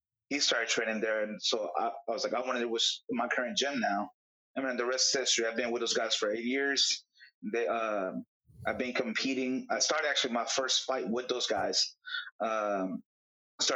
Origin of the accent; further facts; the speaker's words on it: Dallas, Texas, United States; I'm from Dallas.